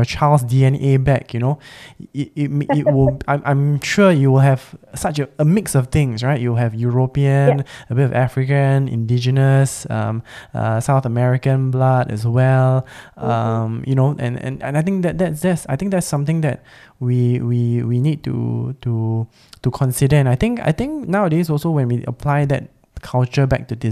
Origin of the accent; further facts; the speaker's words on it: Singapore; also born or lived in Australia; I was born and raised as a Singaporean